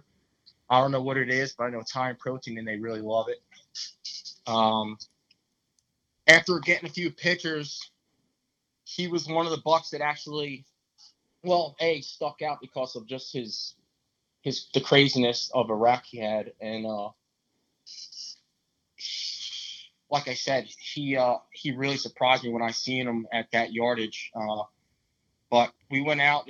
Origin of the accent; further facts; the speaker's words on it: New Jersey, United States; I'm from New Jersey